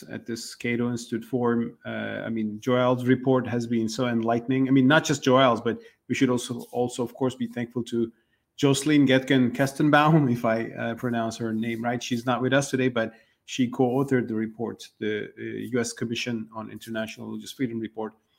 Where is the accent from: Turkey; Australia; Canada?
Turkey; My home country, Turkey